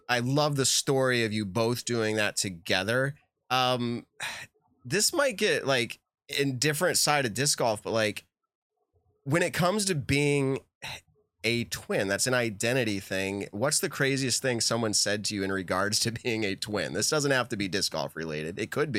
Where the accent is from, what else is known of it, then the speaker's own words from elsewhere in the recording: New England, United States; I'm from New England. That's something we say here, you guys.